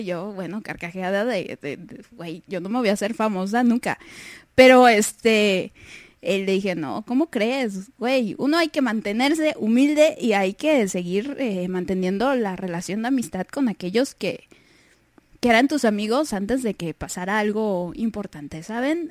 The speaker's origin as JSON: {"language": "Spanish", "country": "Mexico", "said": "aquí en, México, en mi país, la verdad es que sí soy como que de la, de la media"}